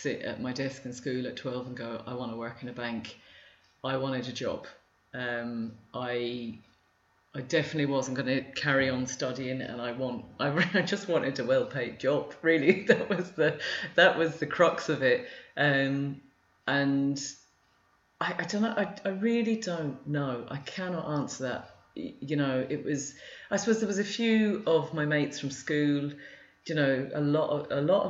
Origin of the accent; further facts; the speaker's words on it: Luton, East of England, United Kingdom; moved away as an adult; also born or lived in London, United Kingdom; now in Ireland; the three of us were born and brought up in Luton